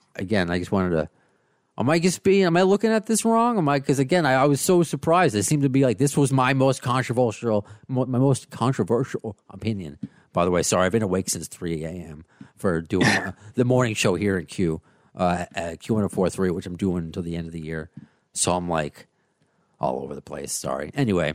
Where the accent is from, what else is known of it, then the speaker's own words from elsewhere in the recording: United States; the American